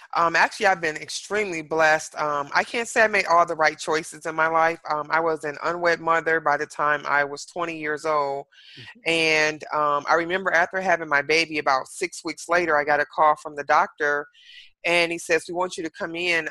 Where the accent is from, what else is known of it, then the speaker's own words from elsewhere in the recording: Detroit, Michigan, United States; now in Dallas, United States; I'm originally from Detroit, Michigan